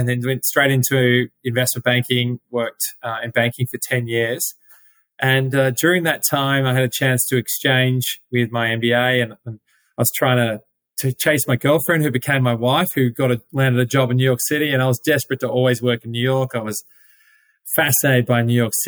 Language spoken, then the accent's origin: English; Melbourne, Victoria, Australia; moved away; Yes, I'm from Melbourne, Australia, and grew up there.